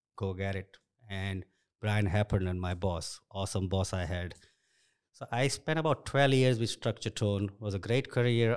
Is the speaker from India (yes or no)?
yes; India; English is a second language; moved away as an adult; also born or lived in Nairobi, Kenya; now in United States; I grew up in India